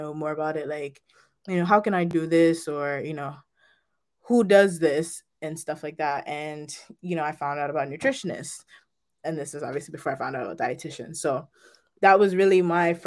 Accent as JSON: {"language": "English", "country": "Jamaica", "tie": "born or raised there", "moved": "yes", "lives_now": "Manchester, United States", "said": "I currently live in Manchester, Connecticut. However, I was raised in Jamaica with my grandparents"}